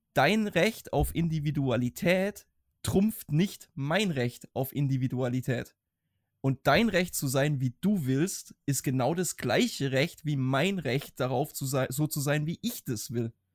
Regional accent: Germany; gerade als Deutsche

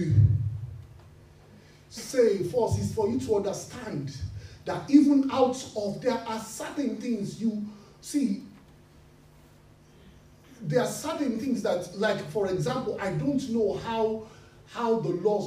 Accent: Nigeria; we are from Nigeria

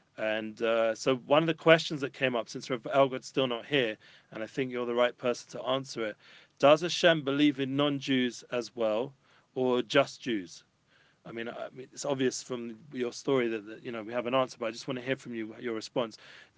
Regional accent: London, United Kingdom; I'm traditional Jew from North London.

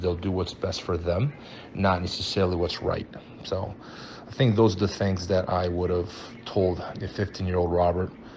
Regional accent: Brazil; now in United States; I moved to Brazil when I was five years old, and uh, I went to school in Brazil

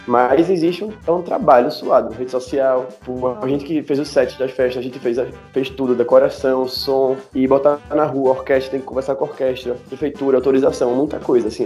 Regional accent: Olinda, Pernambuco, Brazil; E a minha infância eu morava no Varadouro, que é logo ali, perto do sítio histórico.

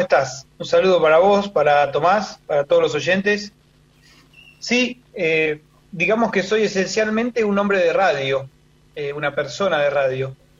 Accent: Rosario, Santa Fe, Argentina; nací en Rosario, eh, mis viejos en ese momento, bueno, estaban viviendo ahí

